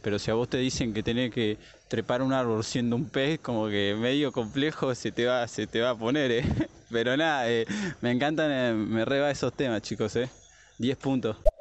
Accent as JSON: {"language": "Spanish", "country": "Argentina", "said": "yo soy de acá de la Argentina"}